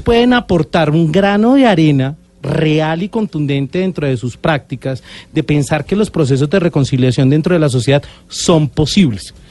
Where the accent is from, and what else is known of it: Colombia